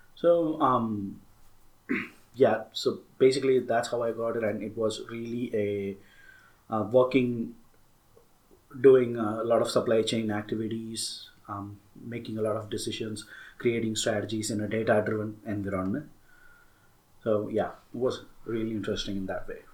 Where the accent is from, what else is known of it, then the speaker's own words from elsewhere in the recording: Tamil Nadu, India; I'm an Indian, I'm a Tamil, and uh, being in India and being from the south